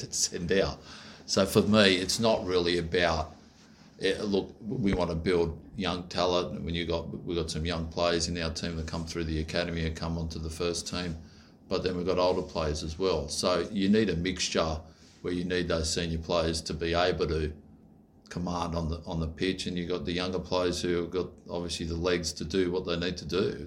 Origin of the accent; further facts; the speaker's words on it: Australia; I'm Aussie